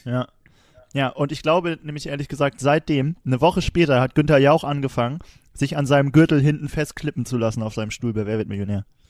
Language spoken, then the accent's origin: German; Wilhelmshaven, Lower Saxony, Germany; wo ich herkomme, ne? Wilhelmshaven.